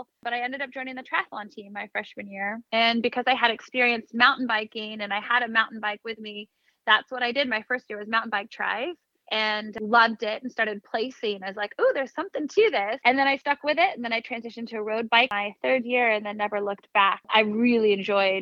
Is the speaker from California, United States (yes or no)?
yes; Sonoma, California, United States; moved away as an adult; also born or lived in San Luis Obispo, California / San Diego, California; now in New York City, United States; I grew up in Sonoma, Northern California